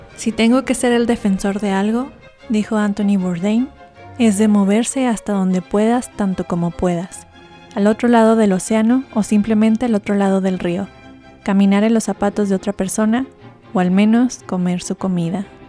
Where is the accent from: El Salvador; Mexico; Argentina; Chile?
Mexico; Chihuahua; now in Mexico City, Mexico; Como crecí en Chihuahua, comí comida sencilla